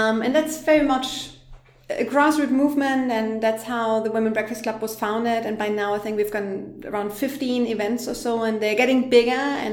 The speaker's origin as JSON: {"language": "English", "country": "Germany", "also_born_or_lived": "London", "moved": "as an adult", "lives_now": "Berlin, Germany", "said": "I am originally from Germany"}